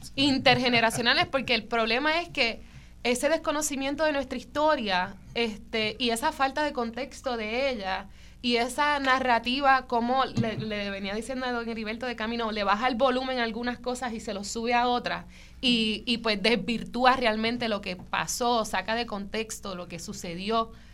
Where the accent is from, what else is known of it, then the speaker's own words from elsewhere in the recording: Mayagüez, Puerto Rico; yo soy de Mayagüez